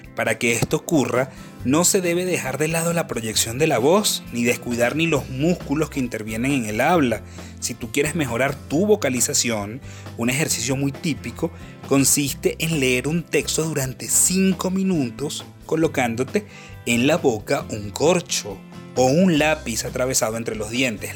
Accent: Venezuela; en mi país Venezuela

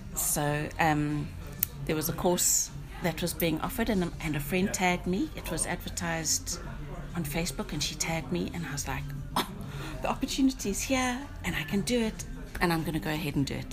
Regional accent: South Africa; moved away as an adult; now in Northern Ireland, United Kingdom; I'm originally from South Africa

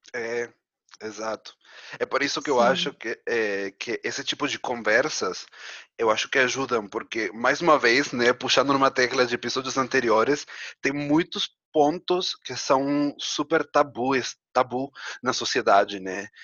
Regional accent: Argentina; moved away; como um bom argentino

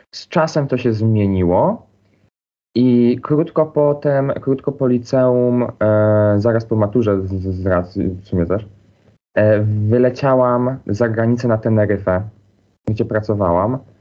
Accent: Silesian Voivodeship, Poland; accent: Silesian dialect; now in Wrocław, Poland; wychowywałam się na wsi

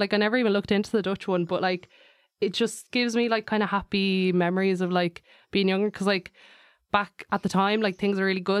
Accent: London, United Kingdom; born there; Cause like I was born in London in Wood Green.

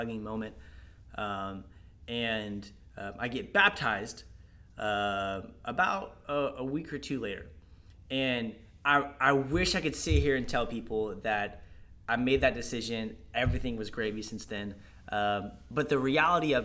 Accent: Florida, United States; your average, I guess, upbringing in Florida.

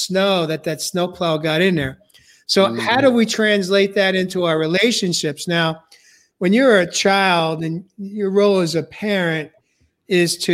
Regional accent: New York, United States; growing up in New York

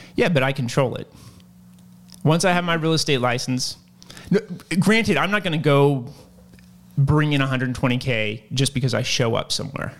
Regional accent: Lynchburg, Virginia, United States; I'm from Lynchburg, Virginia

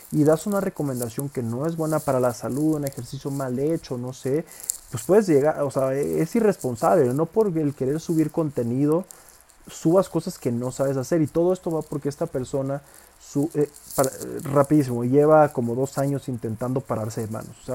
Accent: Villahermosa, Tabasco, Mexico; Yo soy de ahí, soy de Villahermosa, Tabasco, es un estado pues relativamente pues de tener, el Tabasco de tener como 2, 3 millones de habitantes, Villahermosa, la ciudad donde yo soy, pues de tener como 300 mil habitantes

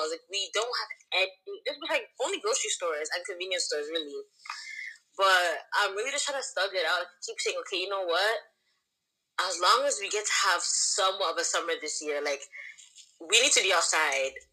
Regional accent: Toronto, Ontario, Canada; moved away as an adult; now in London, United Kingdom; I've been here what three years now. I'm, I'm obviously from Toronto. That's home. That's never gonna change. But currently, I'm out here living my, I guess, my London life, isn't it? Like a South London babes.

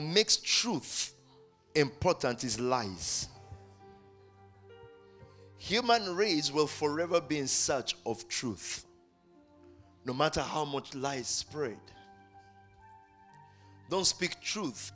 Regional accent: Nigeria; now in United Kingdom; as we say it in Nigeria

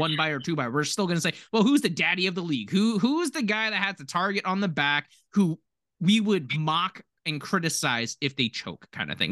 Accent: Philadelphia, Pennsylvania, United States; we grew up in, like, Philadelphia

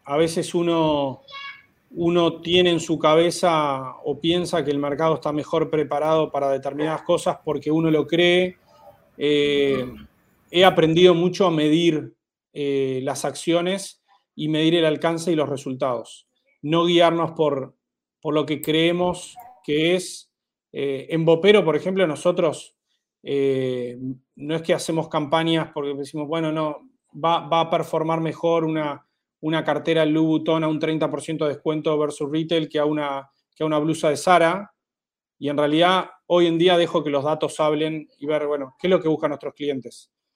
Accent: Uruguay; moved away as an adult; now in Mexico City, Mexico; mi país de origen, en Uruguay. Los tres fundadores somos uruguayos

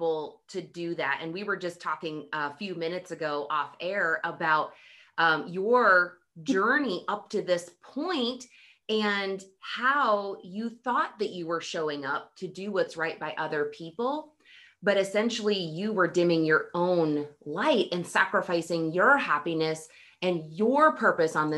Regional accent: Montana, United States; Montana, my home state

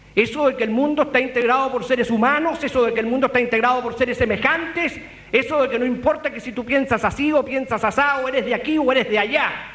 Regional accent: Temuco, Araucanía, Chile; Temuco, mi tierra

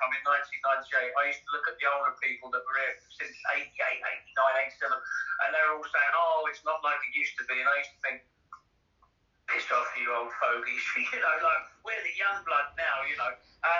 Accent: Ibiza, Balearic Islands, Spain; also born or lived in London / Dubai / Barcelona; So I lived back in my hometown, Brian, lived in London, lived in Dubai, lived in Barcelona. So from Barcelona, then Dubai. And then I was like, right, I'm going home. And I knew, home meaning Ibiza

